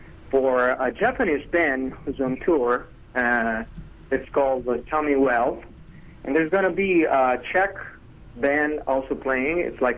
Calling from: Cagliari, Sardinia, Italy; I'm calling you from Cagliari, Sardinia, and Sardinia is an island that belongs to Italy.

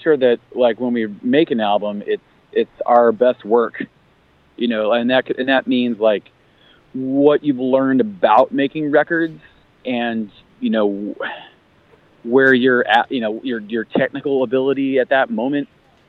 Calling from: Buffalo, New York, United States; Buffalo, New York.

